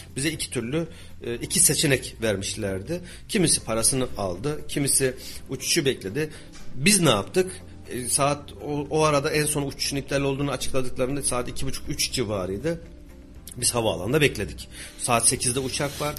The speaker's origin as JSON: {"language": "Turkish", "town": "Kayseri", "region": "Kayseri Province", "country": "Turkey"}